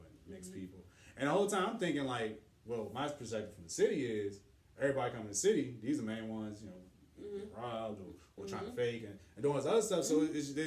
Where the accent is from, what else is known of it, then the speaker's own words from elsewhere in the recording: Washington, District of Columbia, United States; growing up in Deanwood, Lincoln Heights, and, you know, Trinidad